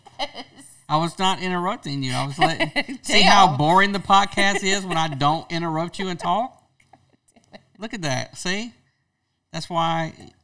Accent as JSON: {"language": "English", "region": "Louisiana", "country": "United States", "said": "I'm from Louisiana."}